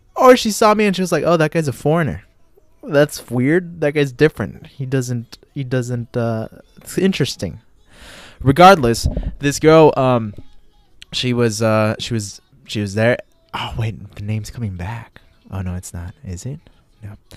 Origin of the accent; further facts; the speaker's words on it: United States; I'm from the United States of America